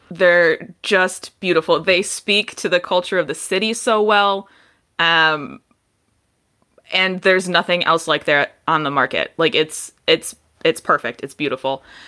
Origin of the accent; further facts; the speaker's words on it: Detroit, Michigan, United States; I grew up in Detroit